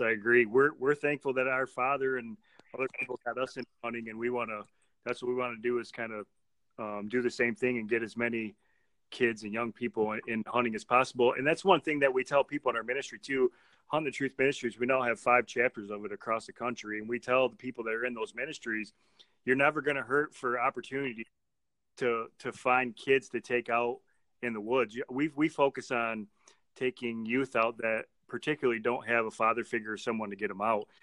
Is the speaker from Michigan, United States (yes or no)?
yes; Michigan, United States; we're from Michigan